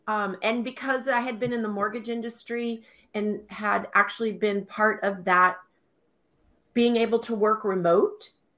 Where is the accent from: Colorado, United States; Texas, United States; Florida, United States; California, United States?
Texas, United States; moved away as an adult; also born or lived in Alaska / Tucson, Arizona; I am originally from Texas, and I moved to Alaska, 38 years ago, and found myself as a single mother all of a sudden with two little kids under the age of three. So I actually moved myself down to Tucson, Arizona